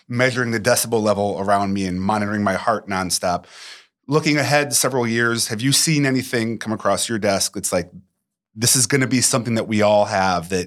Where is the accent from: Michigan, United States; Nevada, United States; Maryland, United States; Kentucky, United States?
Michigan, United States; Detroit; I'm from Detroit to Los Angeles. So we've I've seen all the country, been to all 50 states